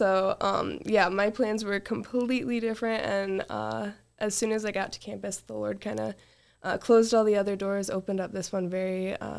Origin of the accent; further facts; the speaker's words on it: Wyoming, United States; So, I grew up in Wyoming.